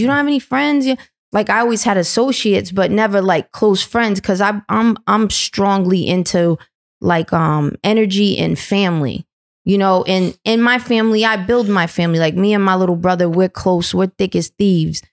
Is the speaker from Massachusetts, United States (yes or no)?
no; New London, Connecticut, United States; I come from New London, Connecticut. It was always a trap town